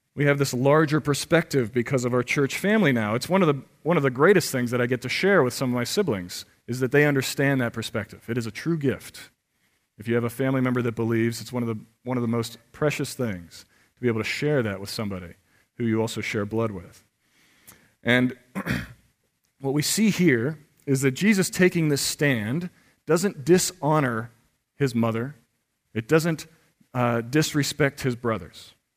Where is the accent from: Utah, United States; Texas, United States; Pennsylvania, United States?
Pennsylvania, United States; Pittsburgh; moved away; I'm from Pittsburgh